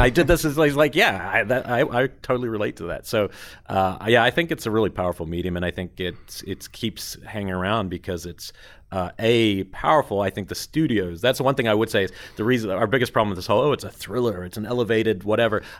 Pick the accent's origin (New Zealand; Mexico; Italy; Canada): New Zealand; moved away; growing up in New Zealand, I got really lucky because we didn't ha, we don't have any repertory screenings.